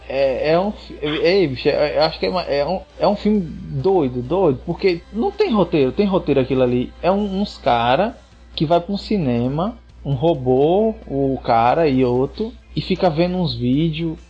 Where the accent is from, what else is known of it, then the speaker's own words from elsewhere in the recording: Northeast Region, Brazil; a gente, como nordestino que se preze